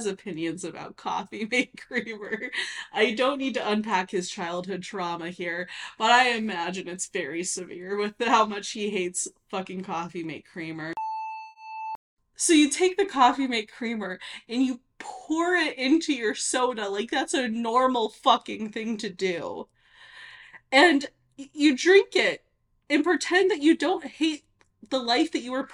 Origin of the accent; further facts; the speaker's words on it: Nevada, United States; I'm from Nevada, very Mormon area